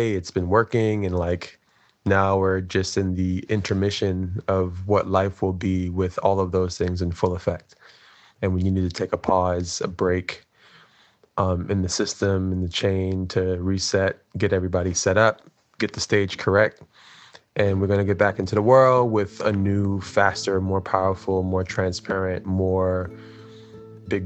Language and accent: English; New York City, New York, United States; I'm from Brooklyn, New York